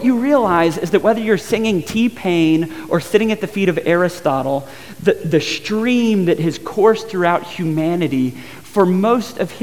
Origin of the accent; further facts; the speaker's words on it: Georgia, United States; a guy that spent some time growing up in Georgia